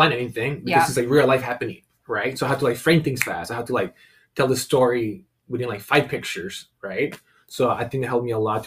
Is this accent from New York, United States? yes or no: no; San Diego, California, United States; I grew up in San Diego